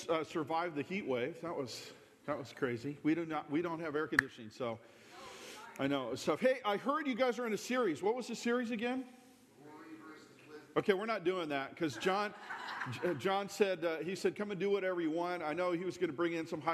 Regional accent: Long Beach, California, United States; born and raised in Long Beach

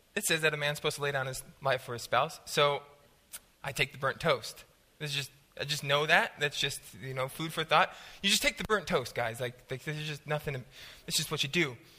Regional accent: Southern California, United States; I'm from Southern California

